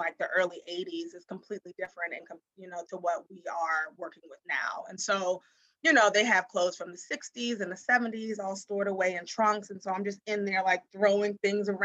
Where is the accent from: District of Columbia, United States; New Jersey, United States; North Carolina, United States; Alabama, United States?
District of Columbia, United States; Washington; now in New York City, United States; I grew up in Washington, D.C.